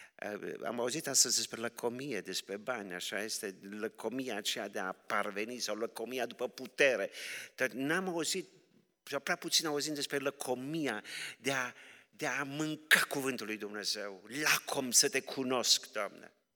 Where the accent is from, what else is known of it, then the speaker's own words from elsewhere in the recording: Romania; sunt așa de mândru că sunt român